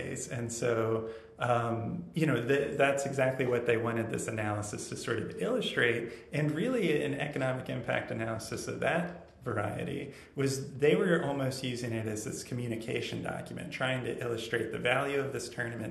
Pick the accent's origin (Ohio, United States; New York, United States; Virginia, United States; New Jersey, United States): Virginia, United States; Northern; now in Richmond, United States; growing up, I'm from Northern Virginia.